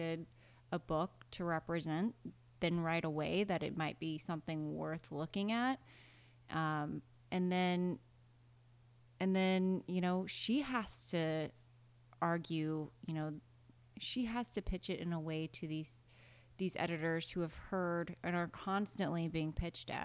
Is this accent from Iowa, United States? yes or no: yes; Iowa, United States; I was from Iowa